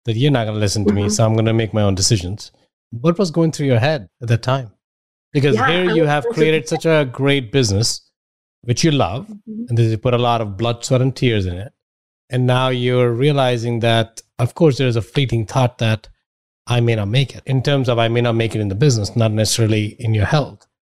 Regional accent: India; now in United States; I grew up in India.

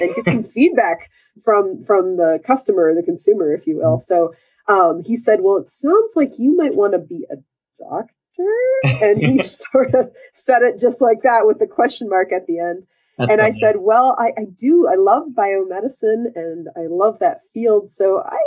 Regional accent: Grand Rapids, Michigan, United States; I was growing up in Michigan

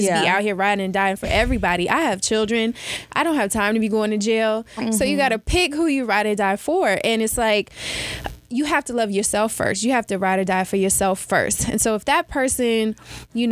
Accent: Cincinnati, Ohio, United States

